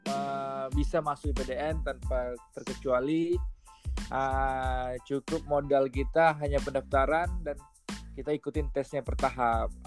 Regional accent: Dumai, Riau, Indonesia; Uh, eh, asli pastinya dari Dumai ya, dari Dumai, lahir di Dumai dan mengabdi di Dumai.

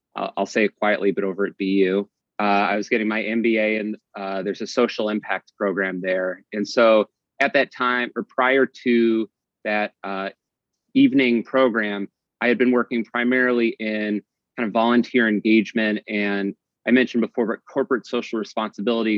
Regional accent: Midwest, United States; now in Boston, United States; I'm originally from the Midwest

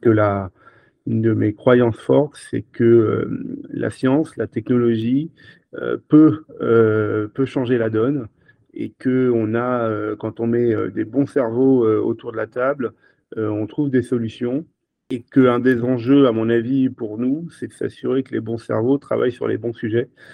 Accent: Brittany, France; On est des Bretons chez Switch Energy

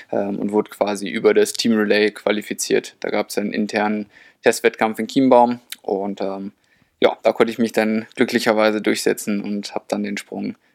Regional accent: Lehrte, Lower Saxony, Germany; also born or lived in Hildesheim; now in Saarbrücken, Germany; Also ich bin in Hildesheim geboren, aber habe eigentlich die ganze Zeit in Lehrte, das ist in der Nähe, äh, gewohnt und trainiert, bis ich dann nach Saarbrücken an den Stützpunkt gezogen bin.

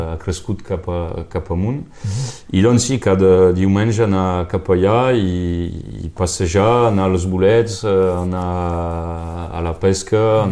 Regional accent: Canohès, Occitania, France; also born or lived in Perpignan; vaig créixer jo a Canus era, era molt rural

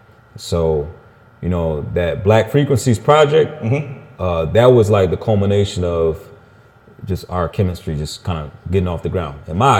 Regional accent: Elkhart, Indiana, United States; I'm from Elkhart.

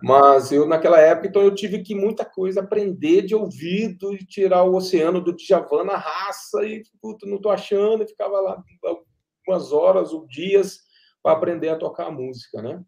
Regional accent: Pindamonhangaba, São Paulo, Brazil; moved away as an adult; now in Cachoeira Paulista, Brazil; eu sou de Pindamonhangaba, natural de Pindamonhangaba

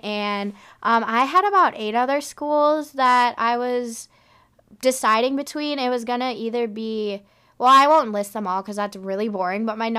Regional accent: Chicago, Illinois, United States; moved away; I'm also from the Midwest.

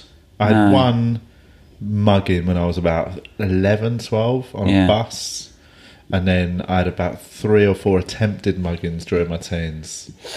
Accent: London, United Kingdom; I'm from London.

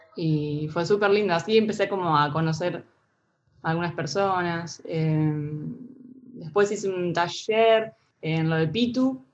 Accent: Santa Rosa, La Pampa, Argentina; moved away as an adult; now in Buenos Aires, Argentina; Me vine acá a Buenos Aires, yo soy de Santa Rosa

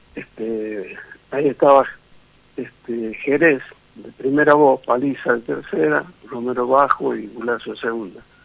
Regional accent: Tucumán, Argentina; moved away; Tucumán es, mi patria chica

